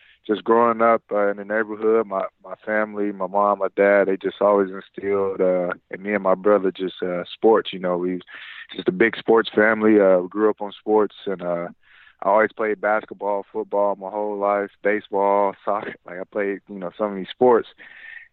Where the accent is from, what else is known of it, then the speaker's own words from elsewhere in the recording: Ohio, United States; I'm from Ohio, so I grew up watching a lot of Chad Johnson